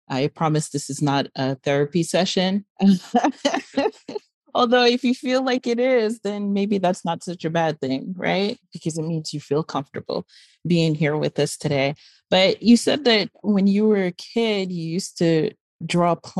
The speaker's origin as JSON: {"language": "English", "town": "New York City", "region": "New York", "country": "United States", "tie": "born or raised there", "also_born_or_lived": "Miami", "said": "I was born and raised in Brooklyn and I went to school in Miami"}